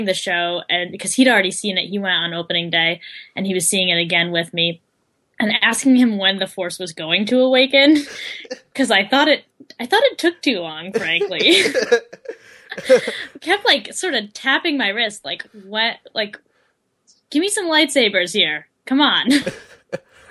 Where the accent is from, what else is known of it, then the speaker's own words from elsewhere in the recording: New York, United States; I'm from New York, not the city, the state